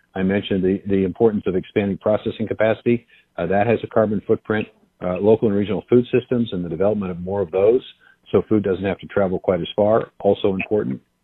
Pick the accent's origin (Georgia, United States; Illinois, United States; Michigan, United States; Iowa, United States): Iowa, United States; I am the United States Secretary of Agriculture, but I am also from Iowa